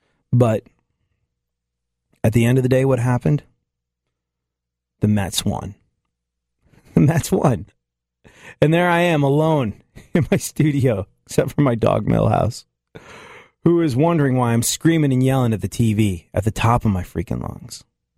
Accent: England, United Kingdom; When I was a kid, I grew up in England. My family moved to England when I was like 7 years old. I had to leave my beloved dog, Wilfer. I had to go to a strange country.

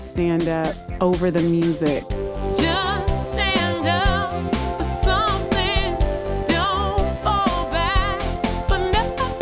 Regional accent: Oakland, California, United States; also born or lived in Berkeley, California; growing up in Oakland and Berkeley

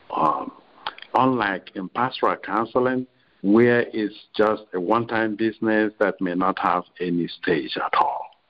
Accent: Nigeria; moved away as an adult; also born or lived in Rome / Chicago; I'm a Nigerian um, originally

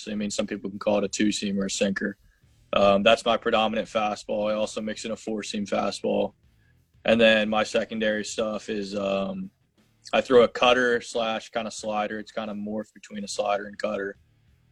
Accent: Hilton Head Island, South Carolina, United States; growing up on Hilton Head

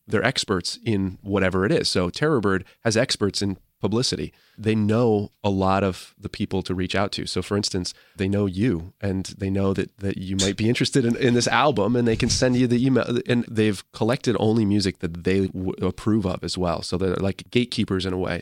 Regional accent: Sturbridge, Massachusetts, United States; I'm from Sturbridge, Massachusetts

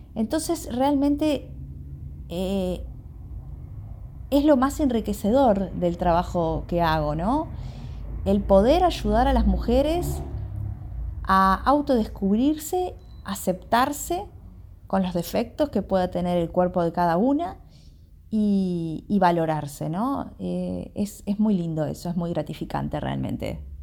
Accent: Montevideo, Uruguay; soy de Montevideo, de Uruguay

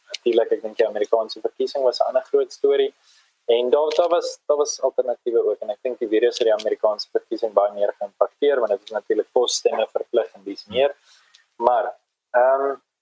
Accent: South Africa; ons as Afrikaners

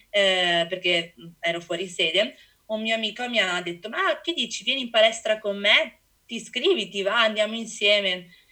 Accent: Venice, Veneto, Italy; sono dell'Ido di Venezia, una piccola isoletta, un cordone diciamo vicino a Venezia

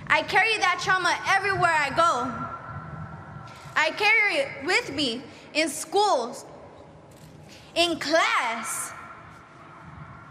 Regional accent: Los Angeles, California, United States; I have lived in South LA my entire life

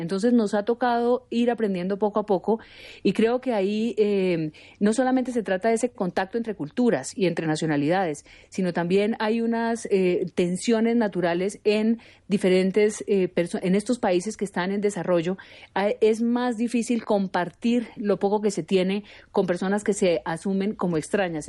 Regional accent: Pamplona, Norte de Santander, Colombia; Yo soy de la frontera, yo soy de Pamplona, norte de Santander, y convivimos con venezolanos desde chiquitos

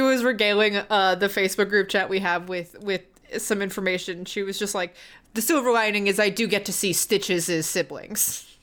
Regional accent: the South, United States; growing up in the South.

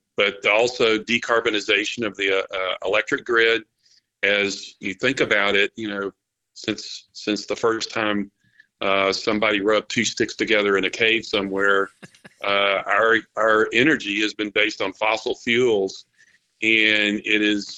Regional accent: South Carolina, United States; South Carolina is my native state, my home state

